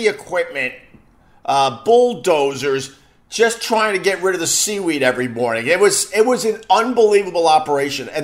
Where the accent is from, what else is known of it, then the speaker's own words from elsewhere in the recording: Long Island, New York, United States; accent: Long Island; moved away as an adult; also born or lived in Astoria, Queens / Geneseo / Rochester / Geneva, New York; Moved out to Long Island when I was 4 or 5 years old